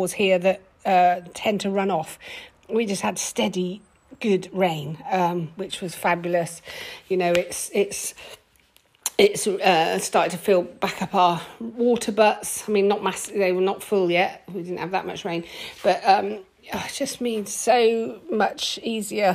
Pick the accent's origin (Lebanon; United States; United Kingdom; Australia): United Kingdom; England; as an English person, a British person